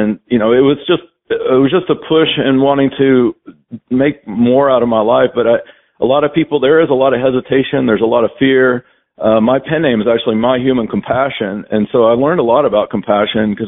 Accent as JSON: {"language": "English", "town": "Knoxville", "region": "Tennessee", "country": "United States", "tie": "born or raised there", "also_born_or_lived": "Atlanta, Georgia", "moved": "as an adult", "said": "the first 27 years of my life, I mainly stayed in Knoxville, my hometown"}